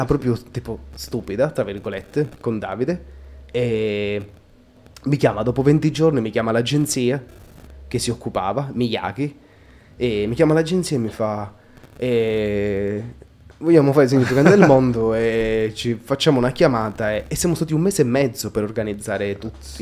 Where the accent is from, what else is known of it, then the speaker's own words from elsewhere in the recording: Altomonte, Calabria, Italy; now in Milan, Italy; nel mio paesino